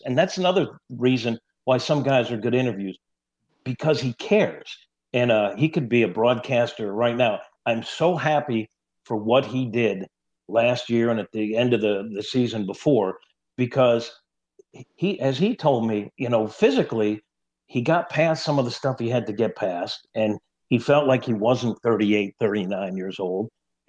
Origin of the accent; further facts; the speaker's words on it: New York, United States; moved away as an adult; now in St. Louis, United States; I grew up in New York.